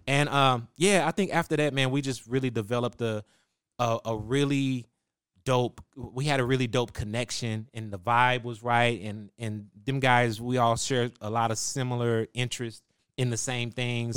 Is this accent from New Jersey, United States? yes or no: no; Waco, Texas, United States; I was born in Waco, Texas, and that's where I was raised